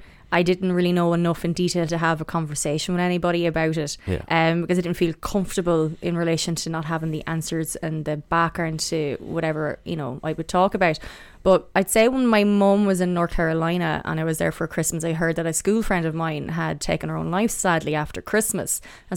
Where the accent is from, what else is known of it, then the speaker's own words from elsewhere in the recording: Athlone, Leinster, Ireland; I'm from Athlone originally. My accent is a bit weird. It's not the normal Athlone accent.